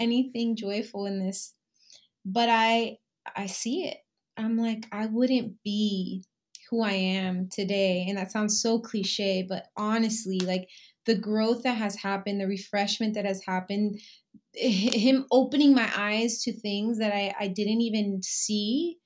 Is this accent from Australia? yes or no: no; Puerto Rico; I am Boricua Puertorriqueña, so I'm from Puerto Rico